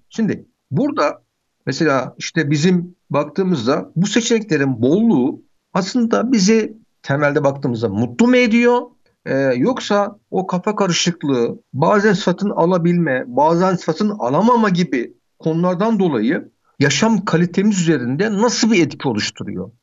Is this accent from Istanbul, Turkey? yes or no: yes; Istanbul, Turkey; ben Bakırköy'lüyüm.